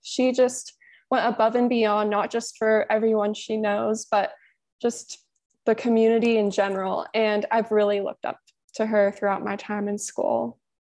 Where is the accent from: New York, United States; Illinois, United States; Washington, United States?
Washington, United States; Olympia; I was born and raised in Olympia, Washington, which is on the west side of Washington, just south of Seattle, until I graduated from high school.